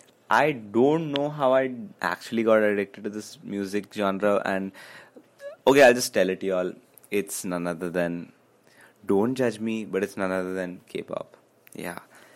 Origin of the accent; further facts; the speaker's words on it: Karnataka, India; first language Kannada; Kannada because Kannada is my mother tongue.